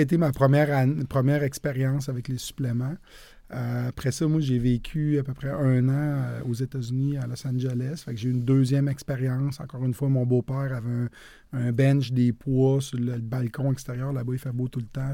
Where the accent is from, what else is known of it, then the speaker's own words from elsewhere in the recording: Quebec City, Quebec, Canada; moved away as an adult; also born or lived in Saint-Romuald / Sainte-Foy-Sillery / Montreal; je suis originaire de la ville de Québec. Je suis né, j'ai grandi à saint ramual